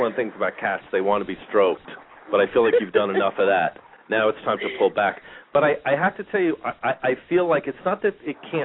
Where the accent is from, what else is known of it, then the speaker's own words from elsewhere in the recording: Long Island, New York, United States; now in Phoenix, United States; I grew up in New York and in Long Island, and the weather and the winters were bad. It's pretty much the big reason that I ended up moving to Phoenix